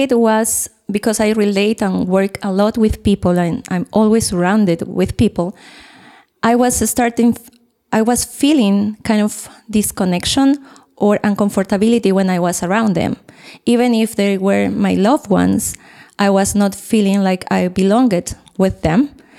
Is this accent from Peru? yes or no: yes; Peru; English is a second language; now in Costa Rica; I came from Costa Rica, but I'm Peruvian.